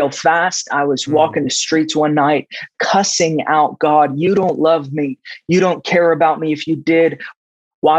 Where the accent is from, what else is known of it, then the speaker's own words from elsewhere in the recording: East Coast of the United States, United States; moved away as an adult; also born or lived in Middle East / Jordan; now in Redding, United States; When I was 7 years old, we had to smuggle out of the Middle East and where I grew up in the East Coast in the States.